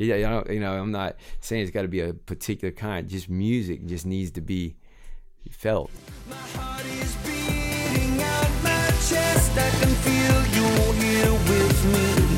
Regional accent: Inverness, Florida, United States; Well, I grew up in Inverness, Florida.

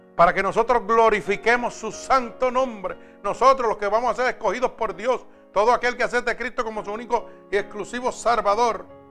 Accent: Puerto Rico; en mi país, en Puerto Rico

